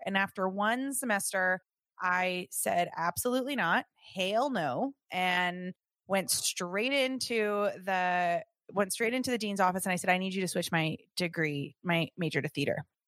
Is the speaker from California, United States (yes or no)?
yes; Southern California, United States; I grew up in Southern California